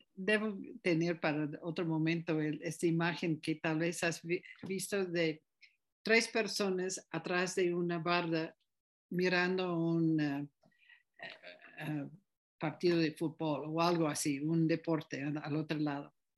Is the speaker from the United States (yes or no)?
yes; United States; now in Tepoztlán, Mexico; yo nací en Estados Unidos